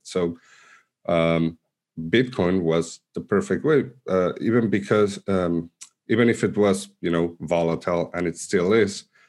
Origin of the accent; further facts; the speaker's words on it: Argentina; moved away; also born or lived in Mexico City, Mexico; I was born in Argentina, but I uh, used to live in Mexico City, and I came back to Argentina around 2011